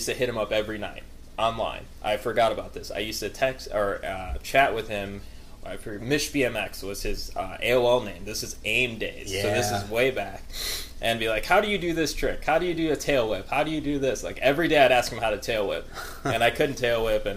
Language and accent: English; Midwest, United States; I grew up in the Midwest area